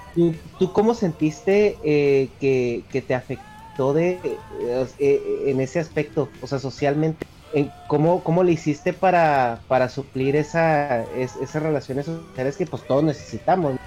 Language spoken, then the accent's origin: Spanish; northern Mexico, Mexico; parte del norte, donde yo soy